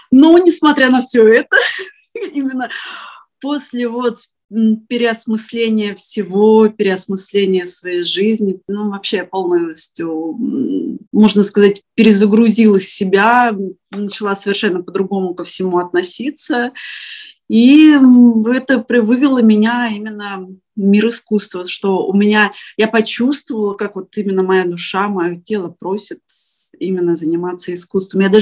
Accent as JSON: {"language": "Russian", "town": "Prokopyevsk", "region": "Kemerovo Oblast", "country": "Russia", "tie": "born or raised there", "also_born_or_lived": "Novokuznetsk", "moved": "as an adult", "lives_now": "Varna, Bulgaria", "said": "А, я приехала из Сибири, а, Родилась я вообще в очень маленьком таком шахтерском городке. Называется он Прокопьевск, это в Кемеровской области."}